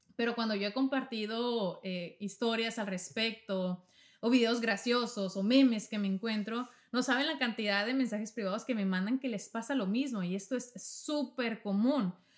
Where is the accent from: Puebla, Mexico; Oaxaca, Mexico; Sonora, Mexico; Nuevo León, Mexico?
Sonora, Mexico; Navojoa; moved away; mismo estado donde yo soy, en México, Sonora somos norteños